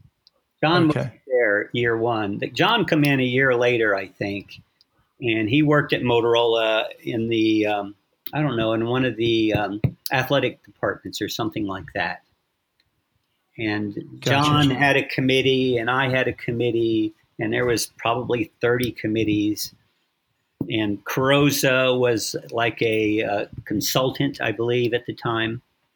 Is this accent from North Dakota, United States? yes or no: no; San Diego, California, United States; born there; also born or lived in Alaska / Virginia / Philadelphia / France; I lived in, I was born in San Diego, but we lived in Alaska, And then we moved to Virginia, and then Philadelphia, and then France, and then Virginia